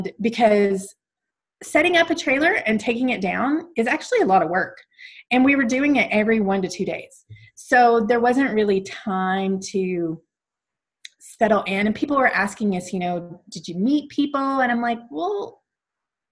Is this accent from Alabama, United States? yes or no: yes; Alabama, United States; moved away as an adult; now in Calgary, Canada; growing up in Alabama, I was from the U.S.